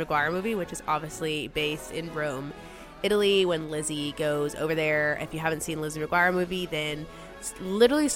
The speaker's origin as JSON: {"language": "English", "country": "United Kingdom", "moved": "yes", "lives_now": "United States", "said": "I am officially a American citizen. I'm technically now a dual citizen of the United Kingdom and the United States of America"}